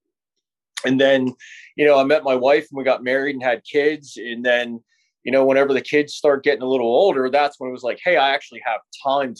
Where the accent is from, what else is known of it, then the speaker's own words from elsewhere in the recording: Pittsburgh, Pennsylvania, United States; I grew up here in Pittsburgh